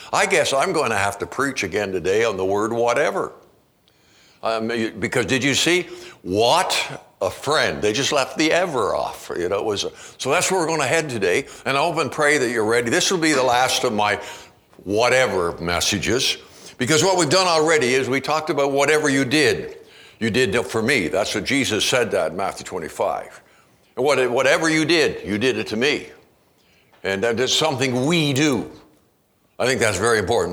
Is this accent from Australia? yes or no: no; Canada; now in United States; I'm a Canadian. even have been living down here